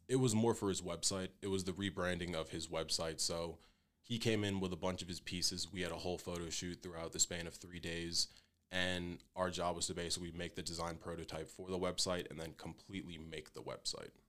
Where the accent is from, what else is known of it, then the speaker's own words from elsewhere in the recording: Fairless Hills, Pennsylvania, United States; moved away as an adult; I'm from Fairless Hills, Pennsylvania. It's a pretty decent sized town in between Philadelphia and Trenton, New Jersey. So I basically grew up in between two cities my entire life